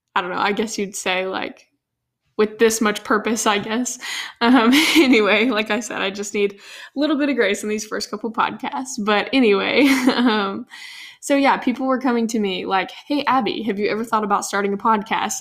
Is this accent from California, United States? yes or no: no; Nashville, Tennessee, United States; grow up here in Nashville